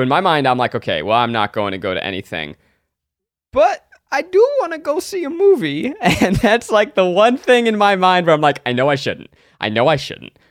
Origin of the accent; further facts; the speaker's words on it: New York, United States; I grew up in New York